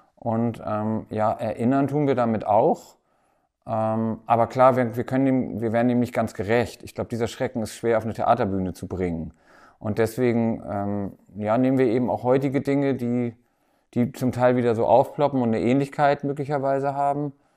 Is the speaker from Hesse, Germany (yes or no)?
no; Timmendorfer Strand, Schleswig-Holstein, Germany; also born or lived in Hamburg; now in Berlin, Germany; Aber ich komme ja hier aus der Gegend, aus Timnower Strand und habe hier auch angefangen